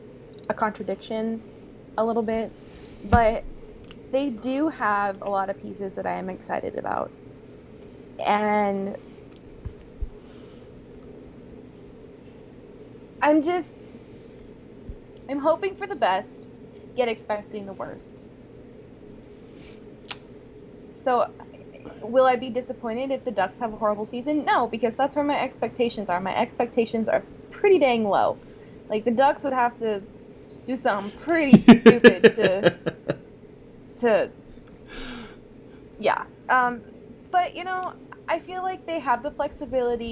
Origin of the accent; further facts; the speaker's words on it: Washington, United States; now in Arizona, United States; I am from Washington